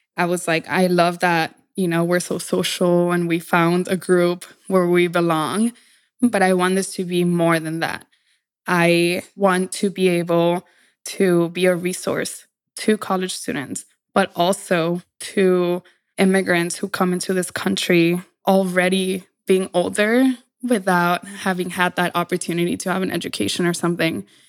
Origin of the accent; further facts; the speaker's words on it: Laredo, Texas, United States; accent: Mexican; moved away as an adult; now in New York City, United States; where I grew up, it's called Laredo